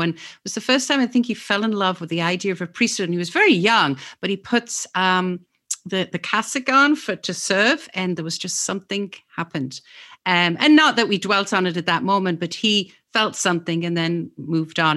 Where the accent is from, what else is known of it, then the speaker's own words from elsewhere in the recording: England, United Kingdom; moved away; also born or lived in Oxford, England; I'm actually from England